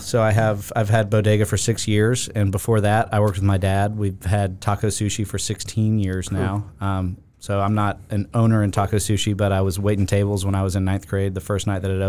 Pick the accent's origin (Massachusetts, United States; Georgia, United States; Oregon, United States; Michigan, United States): Georgia, United States; Augusta; I grew up in Augusta.